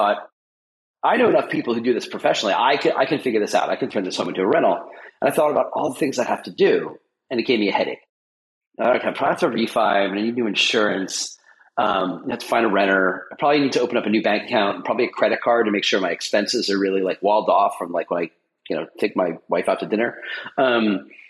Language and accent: English; New York, United States; also born or lived in Boston area; now in Boston, United States; I'm originally from New York, but I live in the Boston area.